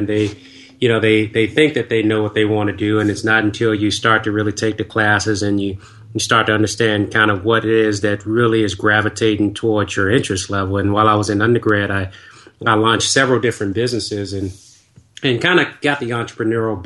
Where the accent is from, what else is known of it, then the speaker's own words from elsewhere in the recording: Washington, District of Columbia, United States; moved away; also born or lived in the South (US); since I was originally from Washington, D.C.